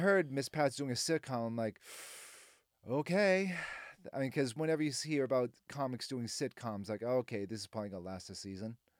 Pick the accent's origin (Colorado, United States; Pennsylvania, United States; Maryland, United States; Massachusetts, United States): Massachusetts, United States; Boston; moved away as an adult; now in Nashville, United States; I'm from Boston